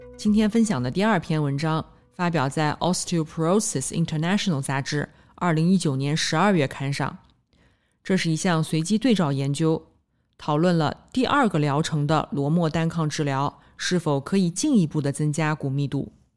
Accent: Nanjing, Jiangsu, China; 我来自南京，读完博士，在三甲医院的心脏科干了七年

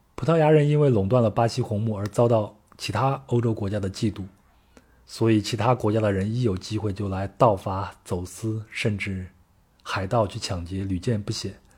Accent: China; 我是从中国来的

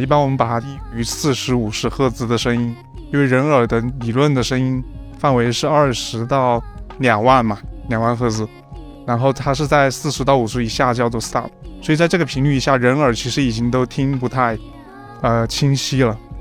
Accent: Chenzhou, Hunan, China; 在我老家那边，郴州

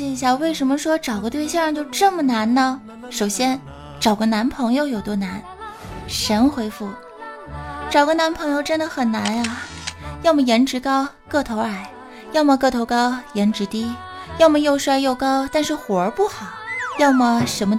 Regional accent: Harbin, Heilongjiang, China; also born or lived in Shenyang, Liaoning; 因为我是个混血儿啊。 {S2} 哪嘎达的？嗯， {S1} 哈沈混血，哈尔滨，沈阳。

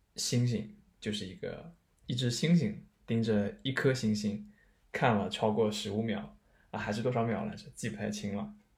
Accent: China; now in Tokyo, Japan; 我们中国人

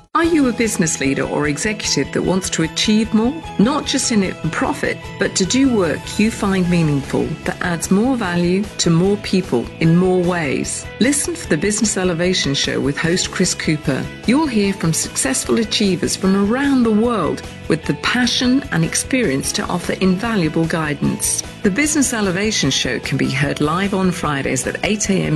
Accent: China; when we grew up in China

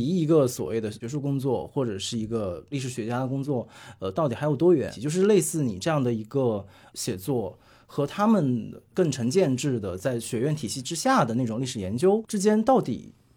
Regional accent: Hunan, China; 我也是湖南人，就我对啊。和杨湘也是老乡， 我们两个家乡其实离得特别近

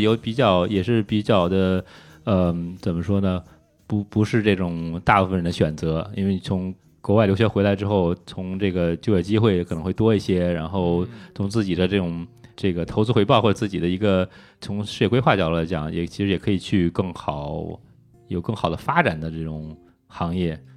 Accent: China; 我是中国来的

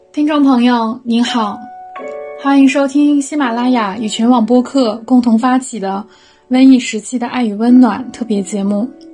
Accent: Shiyan, Hubei, China; now in Shanghai, China; 我是一个湖北省，石岩市，石岩市人

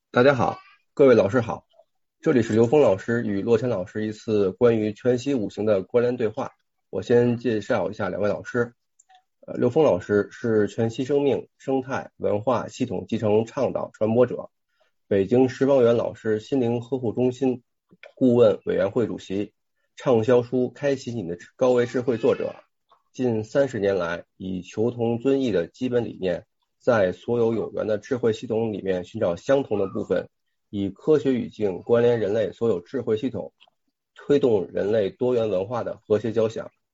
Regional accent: China; 我们是中国人啊

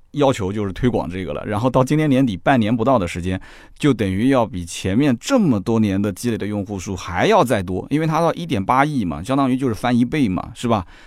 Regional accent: Jiangsu, China; 我是江苏的，我办什么鲁通卡，虽然说全国通行，对吧？我们江苏有苏通卡

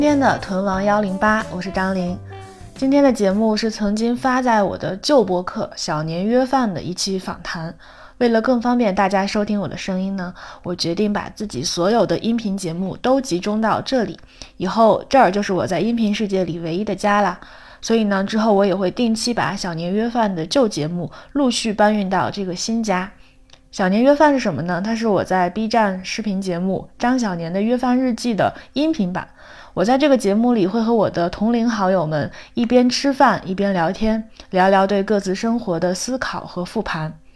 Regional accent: Liaoning, China; accent: Liaoning dialect; 我们这可能是辽宁方面

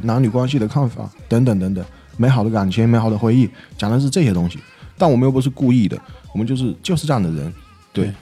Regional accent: Yunnan, China; accent: Taiwanese-sounding (Yunnan accent); 但我是云南的

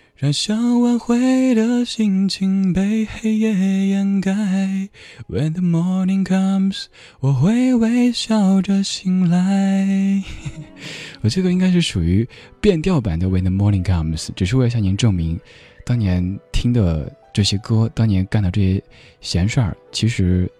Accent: Chengdu, Sichuan, China; accent: Chengdu dialect; first language Chengdu dialect; Chinese is a second language; 作为一个方言当中没有一个卷舌音的家伙，能够把卷舌音发的让你听着觉得有点过，其实我觉得很开心。因为，比如在我们成都话当中哈，吃饭是吃饭，食是食

